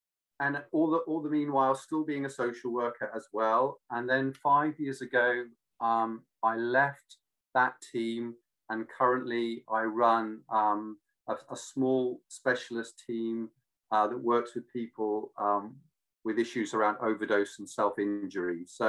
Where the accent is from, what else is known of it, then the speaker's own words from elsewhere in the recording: Australia; also born or lived in London; now in Devon, United Kingdom; because I was brought up in Australia partly.